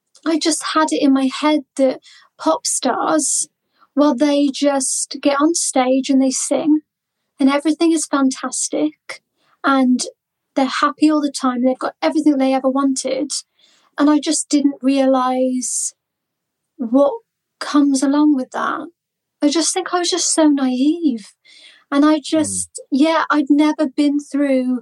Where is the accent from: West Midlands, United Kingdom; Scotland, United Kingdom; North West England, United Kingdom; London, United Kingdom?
West Midlands, United Kingdom; Malvern; moved away as an adult; also born or lived in United States / Essex; I am in Malvern, my hometown